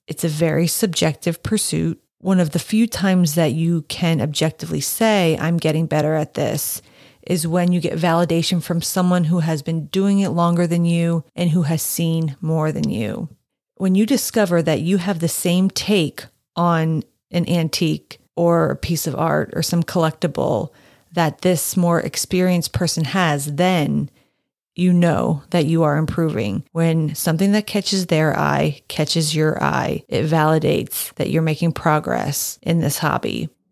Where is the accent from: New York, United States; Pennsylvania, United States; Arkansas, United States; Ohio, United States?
Pennsylvania, United States; Allentown; born or raised there